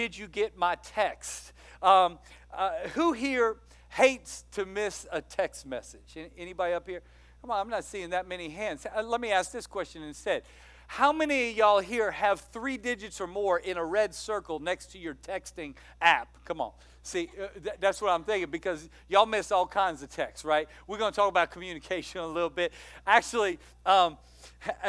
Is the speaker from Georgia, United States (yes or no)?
no; Louisiana, United States; moved away; I'm from Louisiana. My dad lives in Louisiana